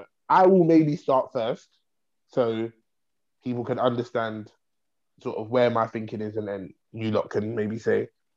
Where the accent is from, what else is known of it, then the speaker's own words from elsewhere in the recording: England, United Kingdom; so outside of Croydon, right, in terms of us as English people are spoiled with ….